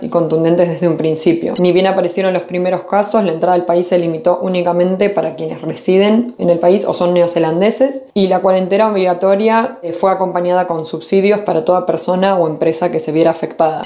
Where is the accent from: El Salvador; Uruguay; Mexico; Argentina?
Argentina; moved away as an adult; now in Auckland, New Zealand; nací en Argentina, pero en Auckland, Nueva Zelanda desde hace seis años